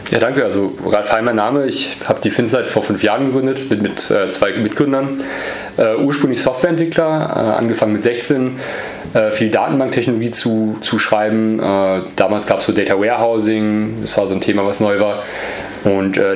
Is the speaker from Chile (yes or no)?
yes; Easter Island, Valparaíso, Chile; born there; geboren, geboren bin ich in Südamerika, in, in äh, auf einer Insel äh, nähe Chile